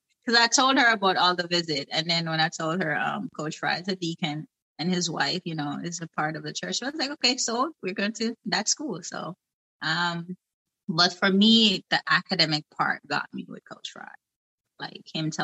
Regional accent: Saint Mary, Jamaica; moved away as an adult; I came directly from Jamaica

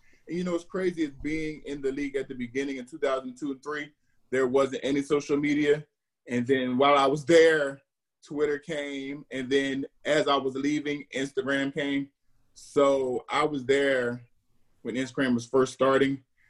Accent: New Jersey, United States; moved away; also born or lived in Scranton, Pennsylvania / Miami / Minnesota / Baltimore; I'm from New Jersey.

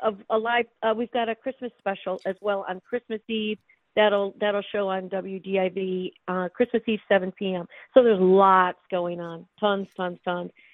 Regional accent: Rochester, Michigan, United States; I did go to most of my schooling in Rochester, so it's kind of my hometown

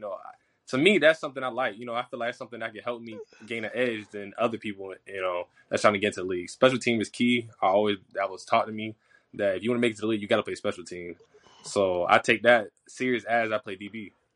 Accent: Florida, United States; moved away as an adult; now in Jackson, United States; I'm from Florida

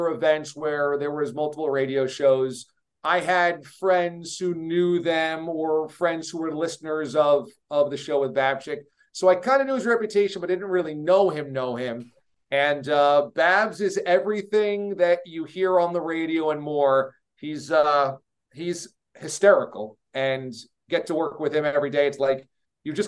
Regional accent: Hudson Valley, New York, United States; I grew up in the New York area

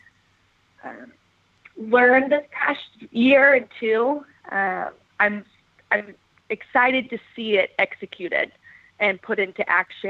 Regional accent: Dallas, Texas, United States; also born or lived in Seattle; I'm from Dallas

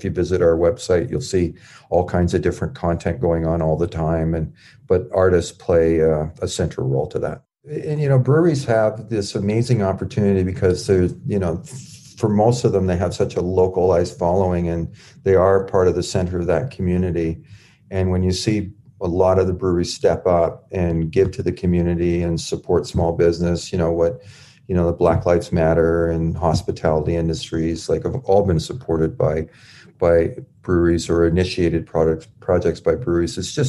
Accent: Canada; We did a voter registration because we're Canadian, but we are active in politics.

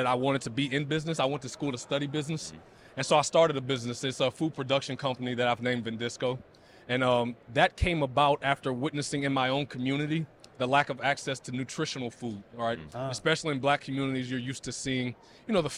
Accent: the South, United States; growing up in the South

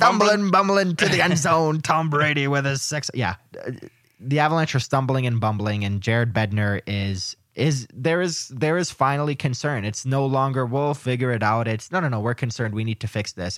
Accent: Canada; I am Canadian

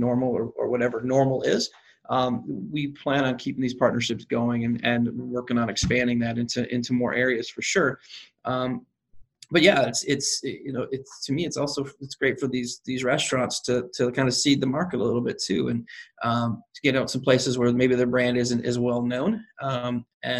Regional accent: South Carolina, United States; now in St. Louis, United States; I grew up in South Carolina where that's a big deal

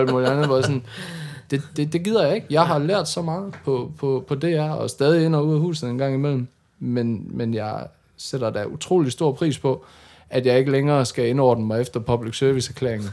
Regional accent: Denmark; jeg er fra Jylland

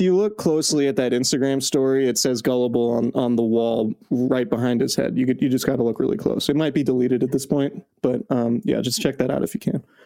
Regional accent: Bay Area, California, United States; I'm from the Bay Area, so you know the Bay Area is home to me

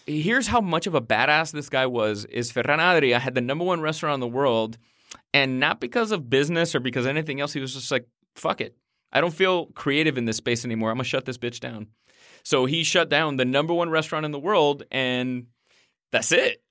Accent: Miami, Florida, United States; I grew up in Miami in the eighties

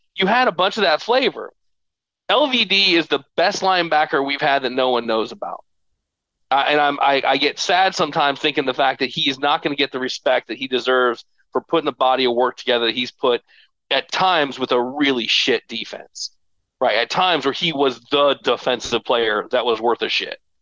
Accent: Stoughton, Massachusetts, United States; I was born in Stoughton

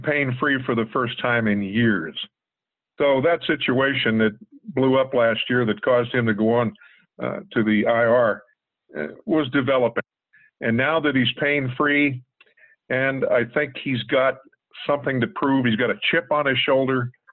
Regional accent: Pittsburgh, Pennsylvania, United States; in the Garfield section, I grew up on Fort Pitt Hill. And at night, we could see the, the light standards at Forbes Field

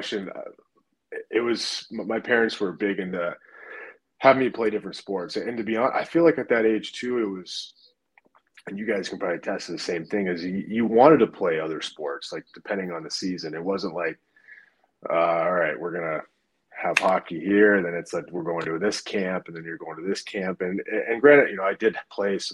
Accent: Alaska, United States; growing up in Alaska

